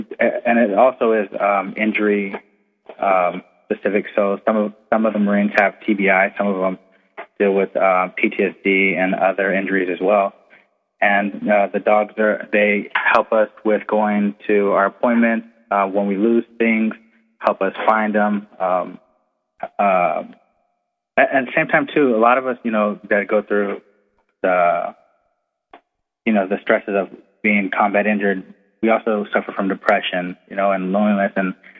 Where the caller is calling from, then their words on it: Camp Pendleton, California, United States; I'm calling from Camp Pendleton.